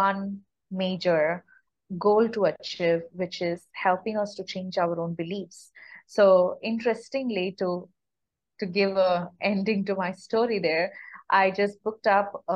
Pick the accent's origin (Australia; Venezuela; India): India; moved away as an adult; also born or lived in United States; I'm born and brought up in India